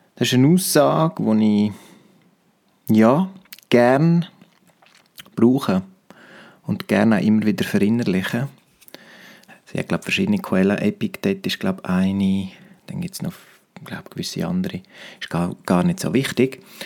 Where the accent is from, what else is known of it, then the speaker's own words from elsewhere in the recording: Romansh, Graubünden, Switzerland; first language Romansh; German is a second language; meiner Muttersprache Romanisch